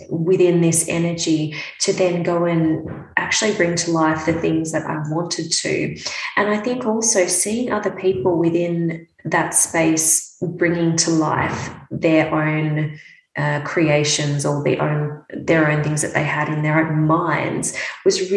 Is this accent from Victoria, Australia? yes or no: yes; Melbourne, Victoria, Australia; moved away as an adult; now in Brisbane, Australia; I'm from Melbourne and I grew up in Melbourne. I've lived most of my life in Melbourne